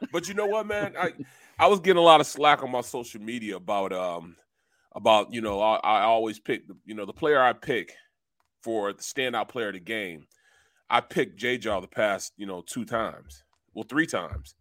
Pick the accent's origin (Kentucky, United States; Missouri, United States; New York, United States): Missouri, United States; St. Louis; I'm from Saint Louis. I'm from Missouri